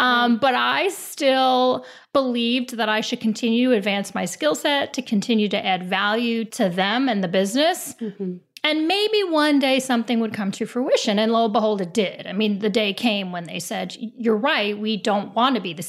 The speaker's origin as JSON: {"language": "English", "region": "New York", "country": "United States", "said": "I have Italian roots. I'm from New York."}